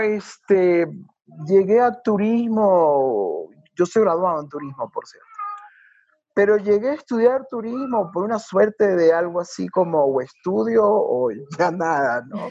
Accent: Guayaquil, Guayas, Ecuador; Soy guayaquileño y tengo un poquito más de años

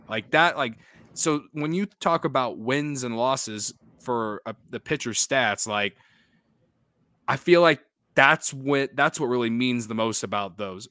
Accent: Central Illinois, United States; when I was a kid growing up in Central Illinois

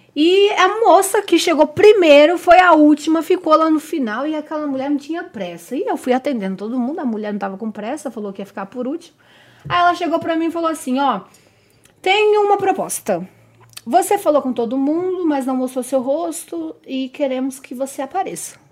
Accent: Diadema, São Paulo, Brazil; also born or lived in Pernambuco (family); eu venho de Diadema, né, de Diadema

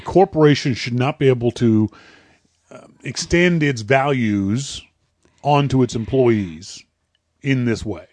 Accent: Halifax, Nova Scotia, Canada; now in Vancouver, Canada; Halifax is my first, my hometown

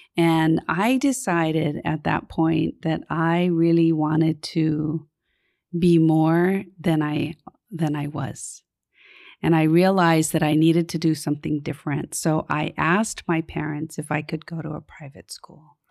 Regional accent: Honolulu, Hawaii, United States; I grew up in Kalihi, um, off of Liliha Street.

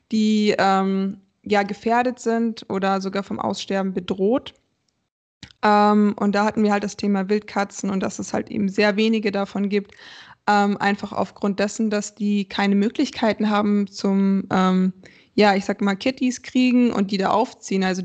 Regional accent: Frankfurt, Hesse, Germany; also ich komme ja aus Frankfurt, ich habe noch ein Zimmer in Wiesbaden, weil meine Arbeitsstelle da ist.

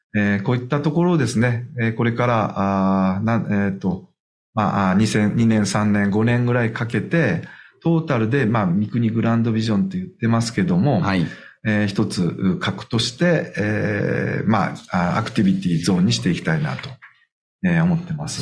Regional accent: Fukui, Japan; also born or lived in Tokyo; 長男だったので、まあ、親も地元に帰ってこいということもあって、うん、あ福井の方に大学卒業以来ずっと三十数年間住んでます

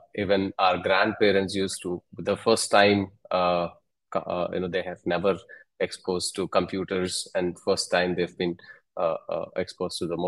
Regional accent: Hyderabad, Telangana, India; I'm from Hyderabad, India, in southern India.

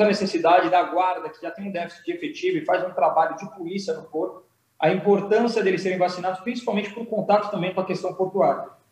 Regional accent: Santos, São Paulo, Brazil; E eu sou de Santos

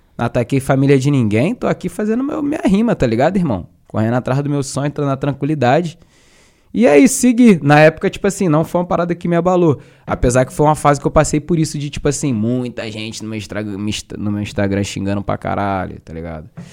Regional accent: Duque de Caxias, Rio de Janeiro, Brazil; eu sou de Caxias, uhum. cria de Caxias, pá, Baixada

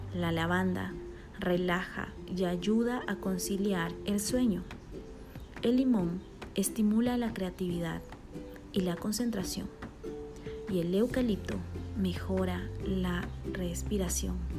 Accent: Bolivia; now in Guatemala; boliviana por amor y nacimiento y guatemalteca por amor y residencia

